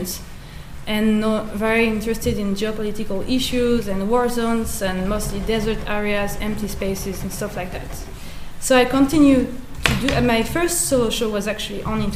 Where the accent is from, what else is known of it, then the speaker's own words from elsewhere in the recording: France; moved away as an adult; now in Norway; I was born in France. I'm French Algerian, and I've been living in Norway for 5 years and a half